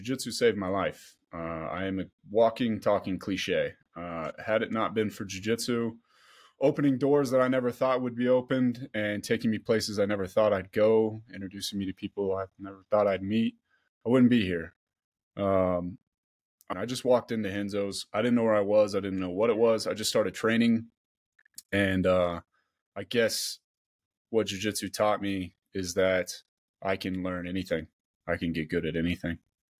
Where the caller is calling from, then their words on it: Boulder, Colorado, United States; I'm joining from Boulder, Colorado.